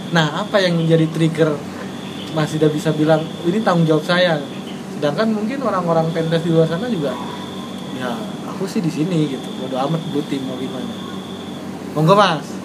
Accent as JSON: {"language": "Indonesian", "region": "Bali", "country": "Indonesia", "said": "Saya asli Bali."}